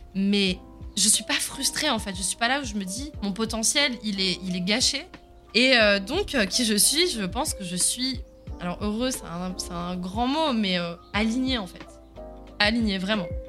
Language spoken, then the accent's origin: French; south of France, France; first language Swiss German; moved away as an adult; also born or lived in Bern, Switzerland / Paris, France; now in Berlin, Germany; Je viens du sud de la France, mais j'ai vécu à Paris.